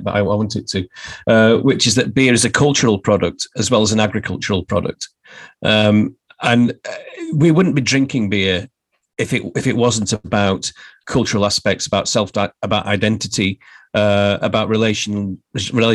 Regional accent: Barnsley, Yorkshire and the Humber, United Kingdom; the beer that represents my hometown

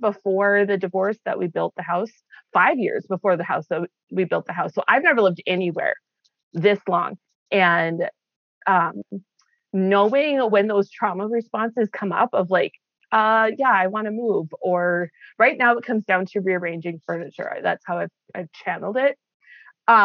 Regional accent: Midwest, United States; I've narrowed it down to I grew up in the Midwest. That's the easiest way to explain it is I grew up in the Midwest. We were all over, but Midwest has been home.

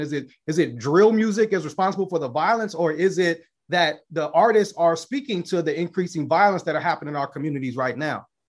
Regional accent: Chicago, Illinois, United States; I'm coming from the South Side of Chicago

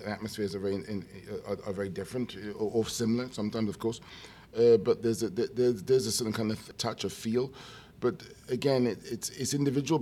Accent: United Kingdom; being a British person, you know, grew up with radio

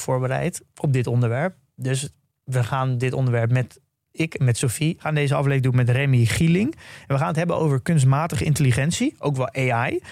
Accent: Netherlands; als Nederlander. dat je überhaupt geboren bent in Nederland

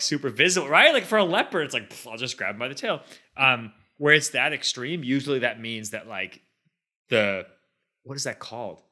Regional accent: Boston, Massachusetts, United States; when I was a kid, growing up around Boston

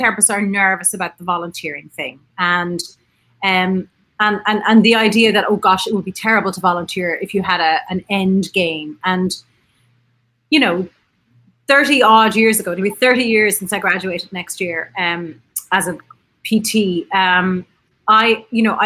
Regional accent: Ireland; I'm an Irish physiotherapist. I'm sitting in Trinity College in Dublin

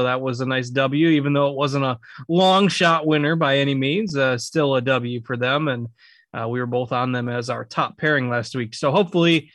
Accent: United States; my hometown tournament, the John Deere Classic

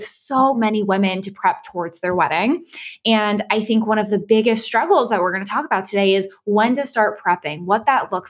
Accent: Boston, Massachusetts, United States; moved away as an adult; also born or lived in St. Petersburg, Florida / Jacksonville, Florida; I grew up in Boston.

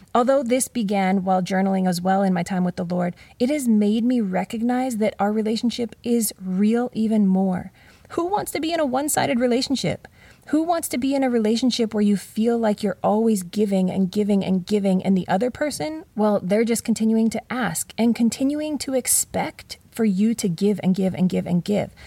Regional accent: Canada; moved away; Growing up in Canada

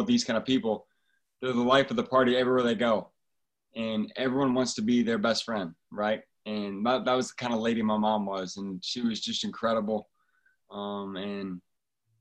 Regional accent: Fort Wayne, Indiana, United States; I grew up in Fort Wayne, Indiana.

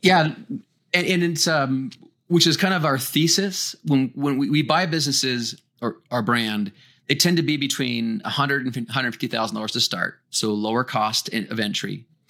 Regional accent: Winnipeg, Manitoba, Canada; I come from Winnipeg, Manitoba, Canada.

